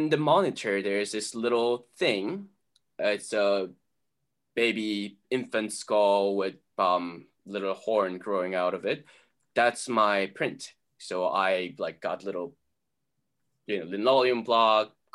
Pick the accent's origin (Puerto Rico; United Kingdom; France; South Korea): South Korea; now in United States; And I grew up in Korea. I was born in US, but then my entire family moved back to Korea when I was two